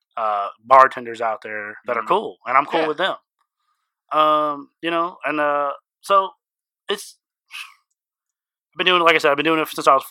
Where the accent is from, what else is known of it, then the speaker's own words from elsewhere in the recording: St. Louis, Missouri, United States; I still root for them because they're my hometown